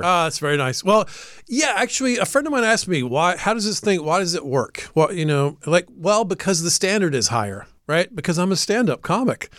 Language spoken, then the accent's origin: English; Atlanta, Georgia, United States; I'm from Atlanta